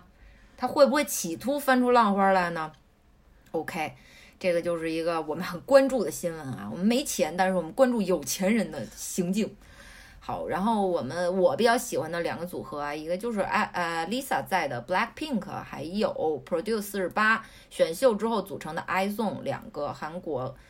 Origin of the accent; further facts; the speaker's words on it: Beijing, China; 是是我们北京人，这武打明星。